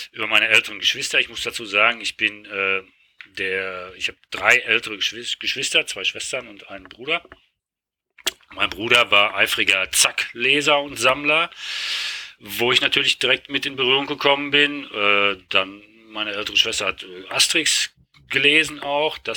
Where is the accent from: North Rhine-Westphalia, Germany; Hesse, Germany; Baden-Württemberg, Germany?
North Rhine-Westphalia, Germany; Hagen; Also ich bin, äh, ursprünglich komme ich aus Hagen und nicht aus Oberhausen.